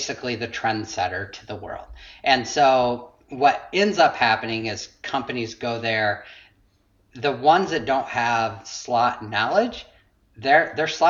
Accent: Iowa, United States; now in Austin, United States; I come from Iowa originally.

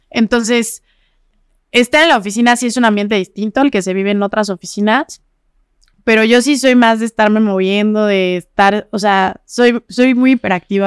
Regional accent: Zacatepec, Morelos, Mexico; also born or lived in Jojutla; now in Cuernavaca, Mexico; Yo, yo nací en Jojutla. Ah, en Jojutla. En Jojutla, pero fui a nacer y ese mismo día me llevaron a Zacatepec. Estuve ahí viviendo pues, mi infancia un poquito. Después me trajeron a Cuernavaca aquí a estudiar

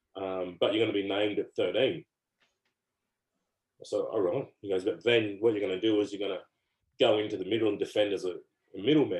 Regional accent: Gold Coast, Queensland, Australia; moved away; also born or lived in England; back to my home state and hometown

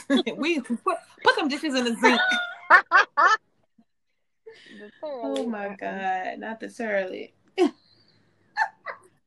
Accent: New Orleans, Louisiana, United States; growing up in New Orleans.

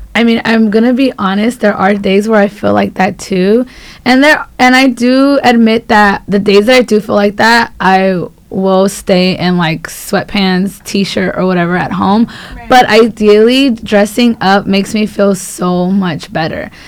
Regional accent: Los Angeles, California, United States; I am from South Central, so not far from here.

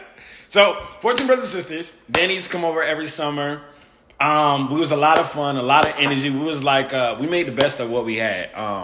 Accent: Miami, Florida, United States; born or raised there

